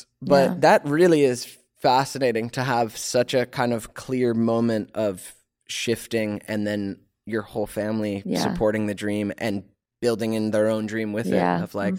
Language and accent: English; Georgia, United States